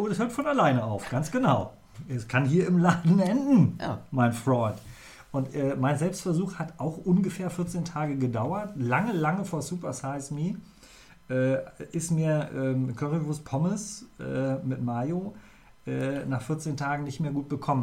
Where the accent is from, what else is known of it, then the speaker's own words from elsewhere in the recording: near Göttingen, Lower Saxony, Germany; now in Bremen, Germany; Ich habe in der Nähe von Göttingen bin ich groß geworden